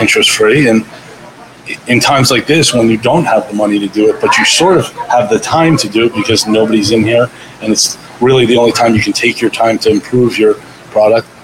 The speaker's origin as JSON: {"language": "English", "town": "Miami Beach", "region": "Florida", "country": "United States", "also_born_or_lived": "Los Angeles, California / Hoboken, New Jersey", "moved": "yes", "lives_now": "New Jersey, United States", "said": "I'm from Miami, Florida, Miami Beach, and then uh, I moved here from LA."}